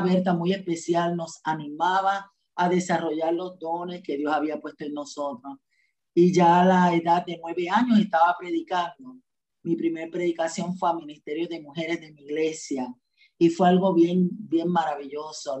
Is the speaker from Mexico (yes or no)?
no; Juncos, Puerto Rico; also born or lived in Barranquitas, Puerto Rico; yo fui nacida y criada en el Evangelio. Desde el vientre de mi madre me llevaba a la iglesia, a la iglesia bautista, a la ciudad deseada, en un barrio de Juncos